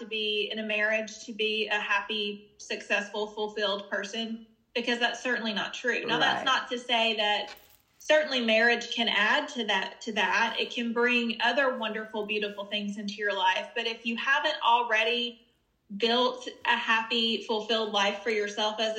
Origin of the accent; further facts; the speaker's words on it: the South, United States; I grew up in the South